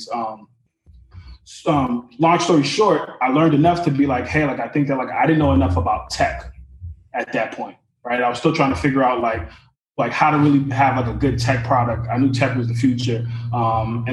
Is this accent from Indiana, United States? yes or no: no; Lynn, Massachusetts, United States; I'm originally from Lynn, Massachusetts. My parents came from Haiti